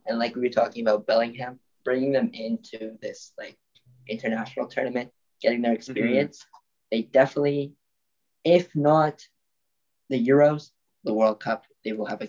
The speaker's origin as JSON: {"language": "English", "country": "Colombia", "said": "I'm from Colombia"}